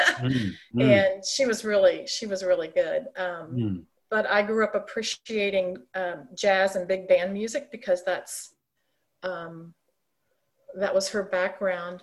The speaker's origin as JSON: {"language": "English", "town": "St. Louis", "region": "Missouri", "country": "United States", "tie": "born or raised there", "also_born_or_lived": "Ohio", "moved": "as an adult", "lives_now": "Kansas City, United States", "said": "We were transferred to St. Louis in the early 60s, and I grew up there."}